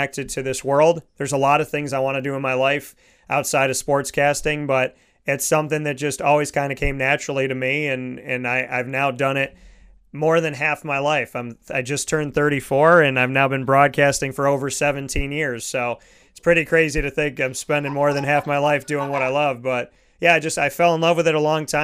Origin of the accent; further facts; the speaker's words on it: Syracuse, New York, United States; moved away; also born or lived in Pennsylvania; I grew up in Syracuse